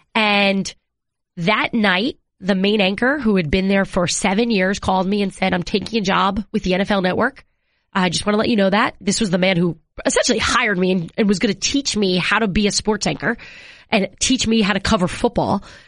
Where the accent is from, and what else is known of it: New York, United States; moved away as an adult; also born or lived in Seattle / Washington D.C. area